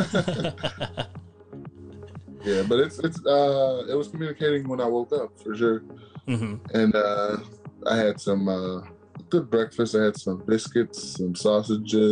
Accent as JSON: {"language": "English", "country": "United States", "said": "We're American. We're not different. We're American"}